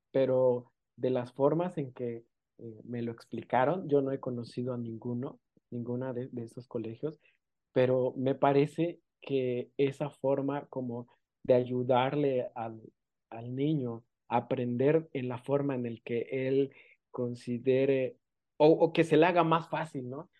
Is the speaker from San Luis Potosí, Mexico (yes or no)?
no; San Pedro Amuzgos, Oaxaca, Mexico; first language Amuzgo; Spanish is a second language; soy de la costa eh, de Oaxaca, soy de una comunidad indígena que se llama San Pedro Musgos.